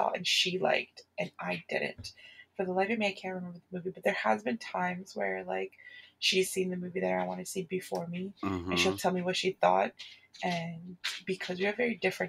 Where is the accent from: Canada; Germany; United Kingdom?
Canada; Ontario; also born or lived in Atlanta, Georgia; I'm from Ontario, Canada. I live in Toronto.